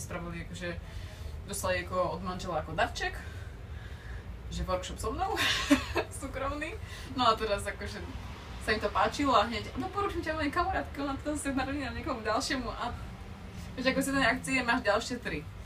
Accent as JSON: {"language": "Czech", "country": "Slovakia", "moved": "yes", "lives_now": "Břeclav, Czech Republic", "said": "já jako Slovenka"}